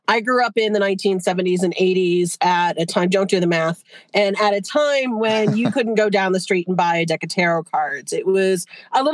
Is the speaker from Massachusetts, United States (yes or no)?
yes; Western Massachusetts, United States; also born or lived in Boston, Massachusetts / New Hampshire seacoast; now in New Hampshire, United States; I was born in Boston. I grew up in cool. Western Mass. I'm on the New Hampshire seacoast now